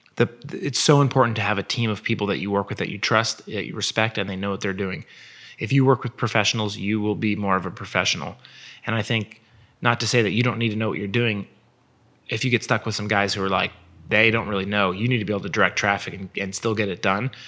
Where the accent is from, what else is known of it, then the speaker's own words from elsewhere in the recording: Nike's hometown, Oregon, United States; they're from my hometown